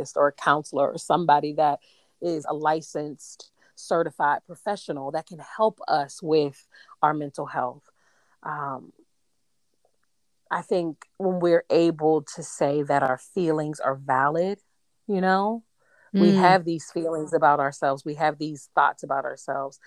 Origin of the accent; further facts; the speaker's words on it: United States; I'm an American, so I'm from America